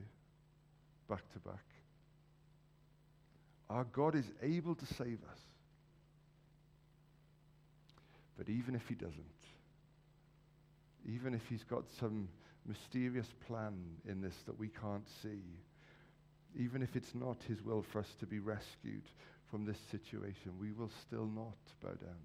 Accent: Wales, United Kingdom; as a Welshman

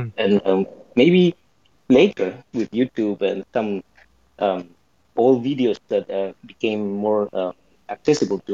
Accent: Patagonia, Argentina; moved away as an adult; also born or lived in Buenos Aires; I'm from Patagonia

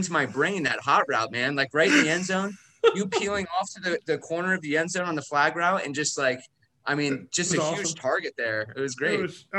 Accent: Maryland, Virginia, DC area, United States; I grew up in the Maryland, Virginia, DC area, lived overseas for a little bit.

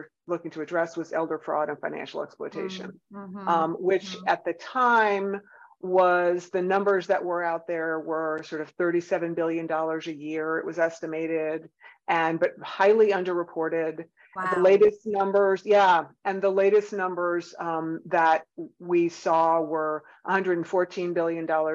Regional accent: Northeast, United States; now in Atlanta, United States; I'm from the Northeast

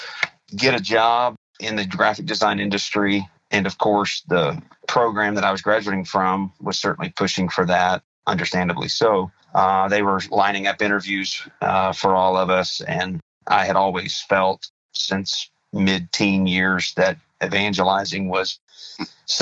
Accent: Muskogee, Oklahoma, United States; I was born and raised in Muskogee, Oklahoma

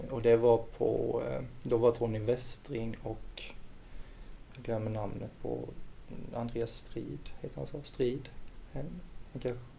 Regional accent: Vetlanda, Jönköping County, Sweden; det var egentligen där vi växte upp. Det tillhör ju Vetlanda.

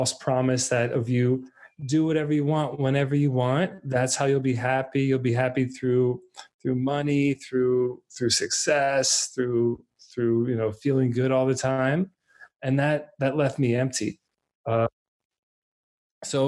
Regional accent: Alpharetta, Georgia, United States; also born or lived in Minnesota; I'm actually originally from Minnesota, very, you know, the cold north. When I was three, we moved down to Atlanta in Alpharetta area

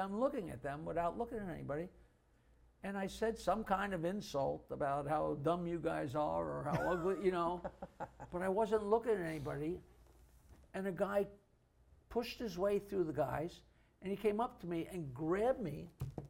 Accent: Oyster Bay, New York, United States; growing up in Oyster Bay

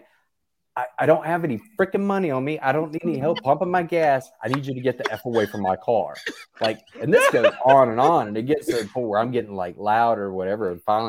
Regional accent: Gastonia, North Carolina, United States; I'm from Gastonia.

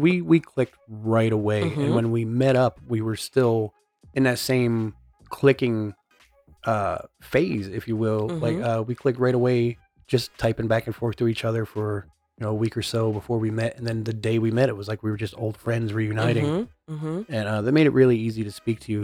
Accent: Eastern Pennsylvania, United States; I'm from Eastern Pennsylvania

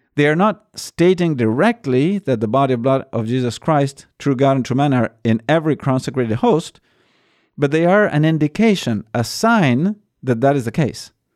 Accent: Buenos Aires, Argentina; I am from Buenos Aires

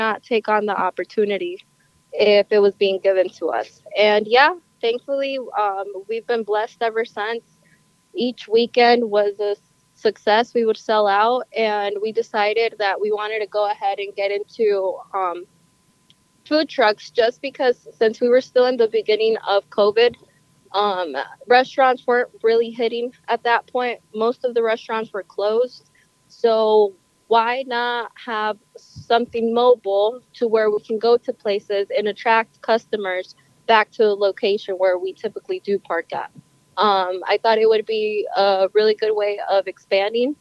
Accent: Honduras; now in Goshen, United States; I'm originally from Honduras.

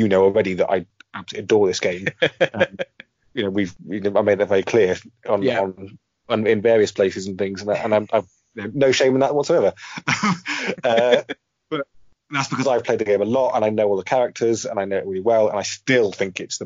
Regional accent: Herefordshire, West Midlands, United Kingdom; I grew up in Herefordshire

